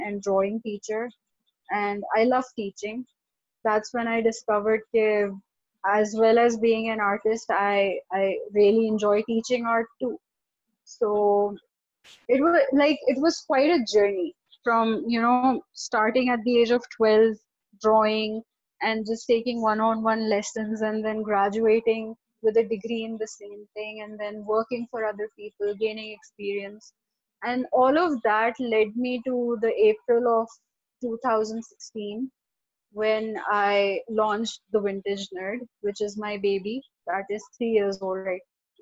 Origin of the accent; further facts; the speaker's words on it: Karachi, Sindh, Pakistan; I was born and raised in Karachi.